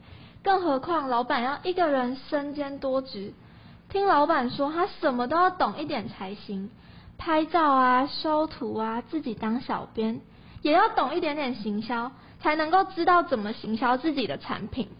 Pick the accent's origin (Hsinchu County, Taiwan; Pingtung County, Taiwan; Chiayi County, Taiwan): Pingtung County, Taiwan; moved away; 跟我们两个一样，都是土生土长的屏东人。